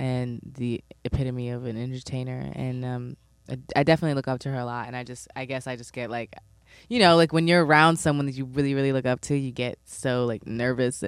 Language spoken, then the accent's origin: English; New York City, New York, United States; I'm from East Flatbush